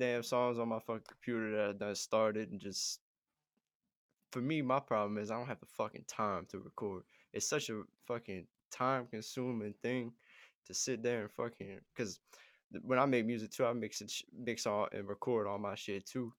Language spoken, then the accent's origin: English; Ponchatoula, Louisiana, United States; I'm from Pawn and Share